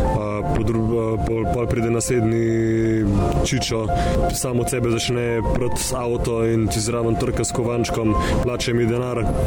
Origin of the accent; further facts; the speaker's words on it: Slovenia; smo rojeni in živimo v Sloveniji